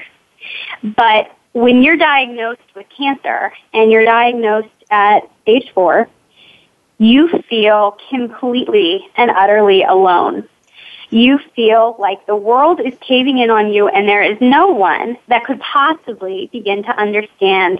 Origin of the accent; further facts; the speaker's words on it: Pittsburgh, Pennsylvania, United States; I am from Pittsburgh, Pennsylvania.